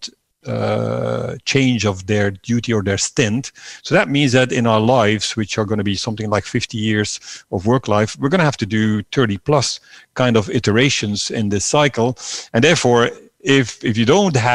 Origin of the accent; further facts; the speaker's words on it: Belgium; moved away as an adult; also born or lived in Netherlands; I was leaving my home country, Belgium, sort of mid-30s